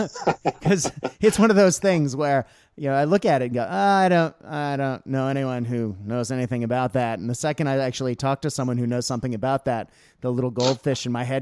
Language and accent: English; Australia; And as an Australian school teacher, I do occasionally read the book Johnny Tremaine to my class, so they get to see another side of British history.